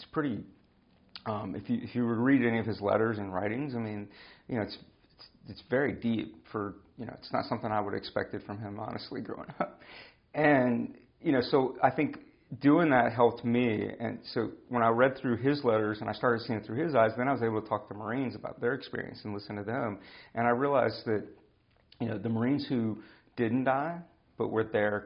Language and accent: English; United States; we grew up in America